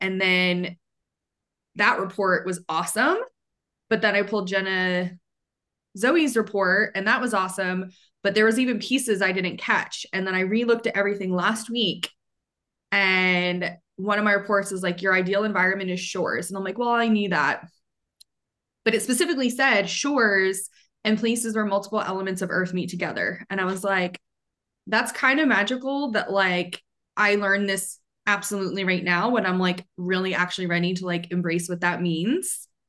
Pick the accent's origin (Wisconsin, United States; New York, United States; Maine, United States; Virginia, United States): Maine, United States; now in Atlanta, United States; because I was pretty sheltered until I moved to Atlanta from Maine.